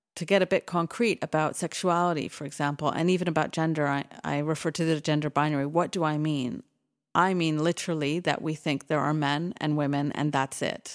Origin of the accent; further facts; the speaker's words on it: Canada; moved away; also born or lived in United Kingdom; I grew up in Canada